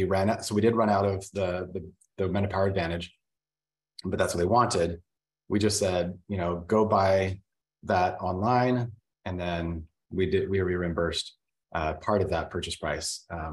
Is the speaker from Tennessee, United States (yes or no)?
no; Vernal, Utah, United States; I was born in Vernal, Utah, which is a really small town